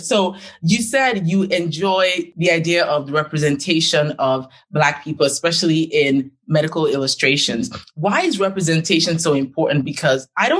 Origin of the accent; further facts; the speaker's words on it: Nigeria; moved away; I'm Nigerian and just like you, left Nigeria to go to a developed country